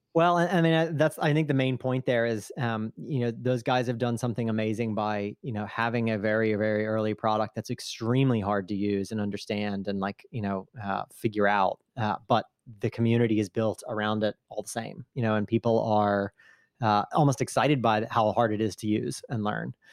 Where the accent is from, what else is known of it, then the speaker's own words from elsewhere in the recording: United States; now in Italy; I'm still an American citizen, uh, just living over here